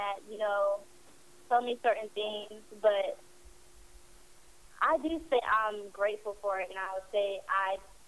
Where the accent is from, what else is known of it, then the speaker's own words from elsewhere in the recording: Virginia, United States; also born or lived in Puerto Rico; I am from Virginia